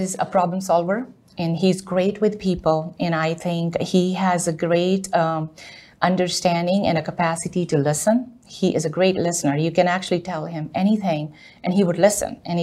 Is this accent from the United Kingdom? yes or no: no; India; moved away as an adult; now in United States; I'm originally from India. I did my 12th grade in India and came here to do my bachelor's and master's